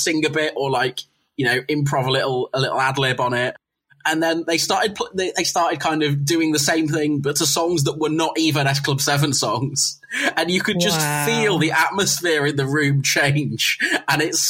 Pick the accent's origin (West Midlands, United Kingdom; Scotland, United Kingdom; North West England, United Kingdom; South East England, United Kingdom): West Midlands, United Kingdom; Coventry; I'm from Coventry, so I lived very, very near Warwick University